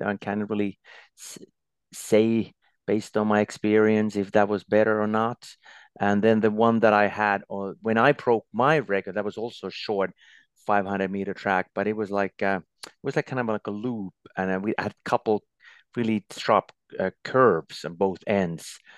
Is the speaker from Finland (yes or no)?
yes; Lahti, Päijät-Häme, Finland; also born or lived in Norway; there was a ski club in my hometown, Lahti, where I still live.